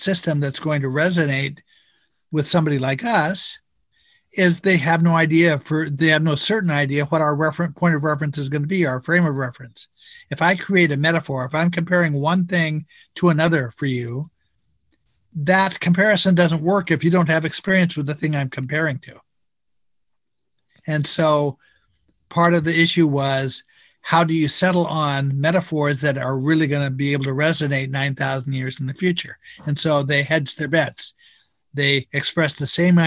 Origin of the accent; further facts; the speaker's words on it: Pacific Northwest, United States; I grew up in the Pacific Northwest